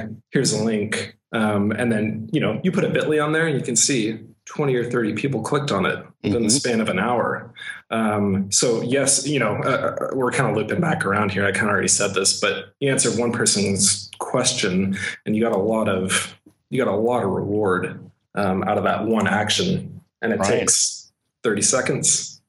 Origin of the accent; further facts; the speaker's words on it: Texas, United States; born there; I was born in Texas, although you probably wouldn't be able to tell.